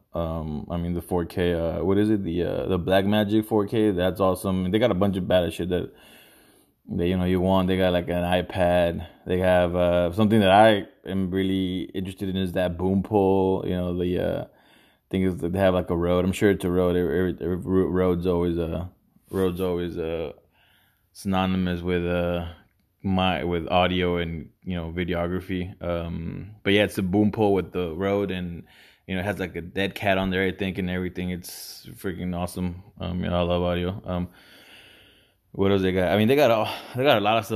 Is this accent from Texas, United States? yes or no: yes; Houston, Texas, United States; growing up where I did, whatever, uh, Houston